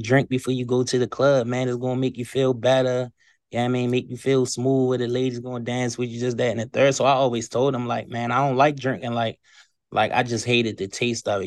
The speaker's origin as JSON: {"language": "English", "town": "Baltimore", "region": "Maryland", "country": "United States", "tie": "born or raised there", "moved": "as an adult", "lives_now": "Eastern Shore, Maryland, United States", "said": "I've been in Baltimore, Maryland all my life"}